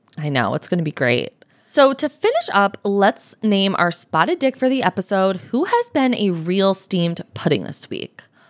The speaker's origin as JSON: {"language": "English", "country": "United States", "said": "I am an American"}